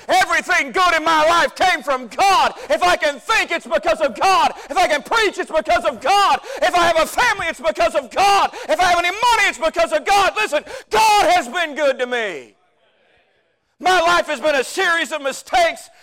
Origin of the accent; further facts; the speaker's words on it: Cantonment, Florida, United States; I grew up in Cantonment, Florida. That's right outside of Pensacola